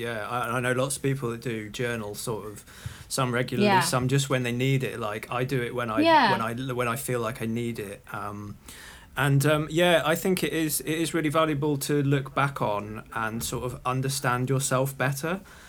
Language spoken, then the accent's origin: English; Liverpool, North West England, United Kingdom; I was born in Liverpool